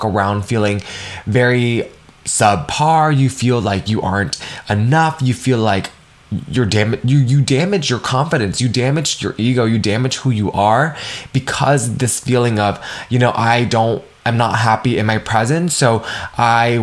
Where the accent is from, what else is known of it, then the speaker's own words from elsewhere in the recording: United States; how I was raised being Vietnamese American